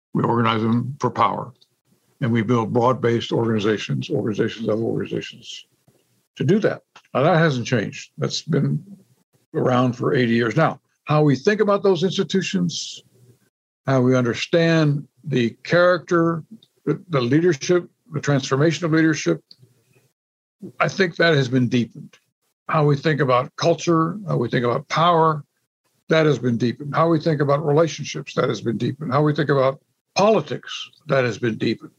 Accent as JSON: {"language": "English", "town": "San Antonio", "region": "Texas", "country": "United States", "tie": "born or raised there", "said": "growing up, you know, in San Antonio"}